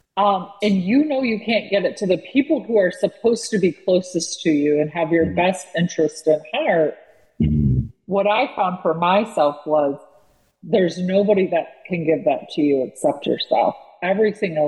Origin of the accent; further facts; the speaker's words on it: California, United States; also born or lived in Los Angeles area; And we were from the West Coast and I was born in California.